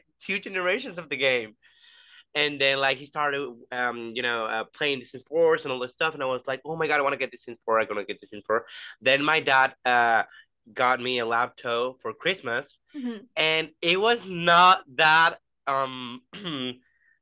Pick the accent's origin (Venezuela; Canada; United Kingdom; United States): Venezuela; I'm from Venezuela. So yeah, I'm from Latin, like South America.